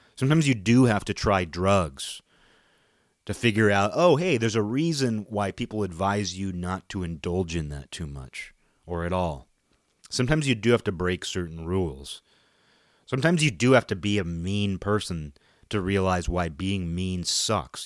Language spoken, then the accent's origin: English; Western Washington, United States; I live in Western Washington